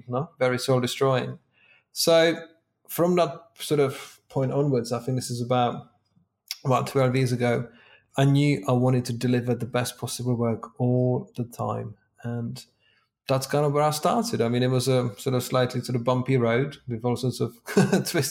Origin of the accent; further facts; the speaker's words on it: Czechia; moved away as an adult; now in England, United Kingdom; in my early 20s, I moved to England from Czech Republic